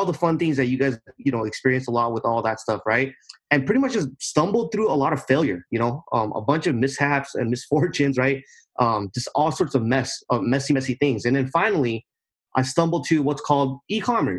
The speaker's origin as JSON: {"language": "English", "region": "Southern California", "country": "United States", "said": "I'm from Southern California, right here in the United States."}